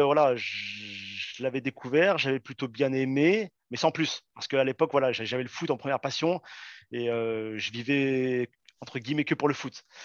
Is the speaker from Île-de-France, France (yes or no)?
no; Saint-Étienne, Auvergne-Rhône-Alpes, France; moved away; also born or lived in Paris region; je suis né à Saint-Etienne